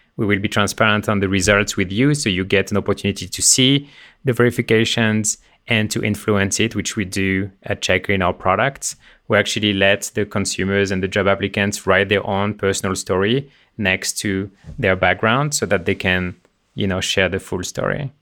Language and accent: English; Le Mans, Pays de la Loire, France; moved away; Born and raised in France